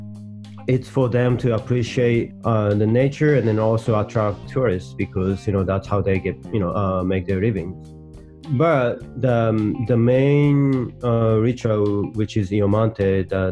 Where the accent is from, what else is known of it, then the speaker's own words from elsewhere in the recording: Hokkaido, Japan; moved away as an adult; also born or lived in United States; I was born and raised in Hokkaido